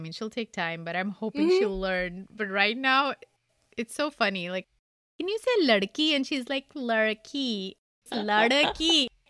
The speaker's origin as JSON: {"language": "English", "country": "India", "tie": "born or raised there", "said": "So you at least learn three languages growing up in India, like involuntarily."}